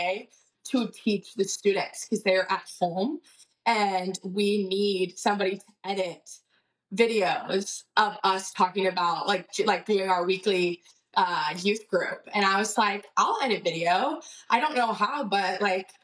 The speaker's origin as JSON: {"language": "English", "area": "Austin and Waco", "region": "Texas", "country": "United States", "tie": "born or raised there", "said": "I was born and raised in Austin and Waco."}